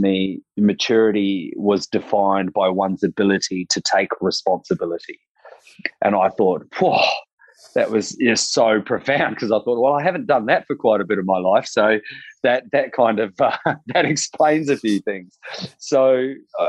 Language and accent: English; Rotorua, Bay of Plenty, New Zealand; moved away as an adult; now in Sunshine Coast, Australia; growing up in Rotorua was a little bit tough